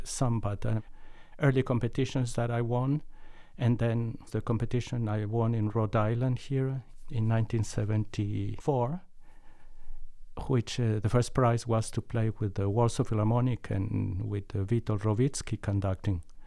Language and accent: English; Mexico; moved away; when I was growing up in Mexico